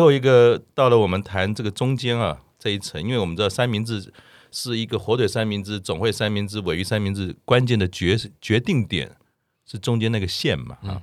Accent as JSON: {"language": "Chinese", "country": "Taiwan", "said": "我们台湾人"}